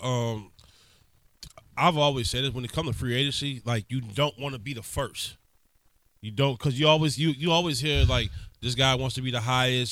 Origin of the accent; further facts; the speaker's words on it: Marrero, Louisiana, United States; I'm from Marrero.